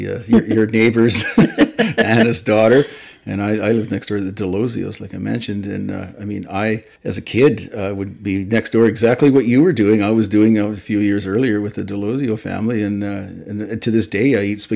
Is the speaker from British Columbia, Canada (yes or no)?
yes; Powell River, British Columbia, Canada; also born or lived in Tasmania, Australia; I was born and raised in Powell River